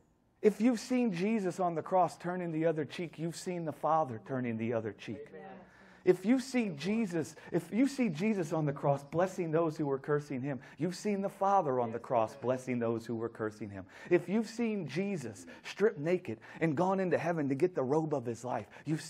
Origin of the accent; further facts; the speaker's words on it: New Orleans, Louisiana, United States; I'm from New Orleans.